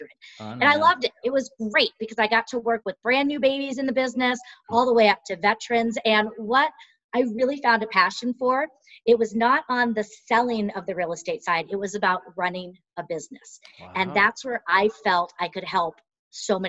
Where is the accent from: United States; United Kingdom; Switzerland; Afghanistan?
United States; California; moved away as an adult; now in Colorado, United States; So I was born and raised in California and relocated here to Colorado back in the mid-90s.